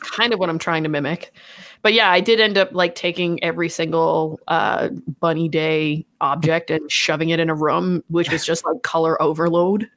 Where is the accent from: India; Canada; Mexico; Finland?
Canada; we are Canadian.